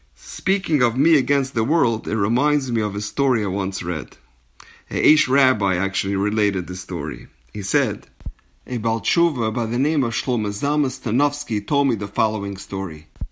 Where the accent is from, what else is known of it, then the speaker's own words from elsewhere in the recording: Los Angeles, California, United States; I'm from a place called Los Angeles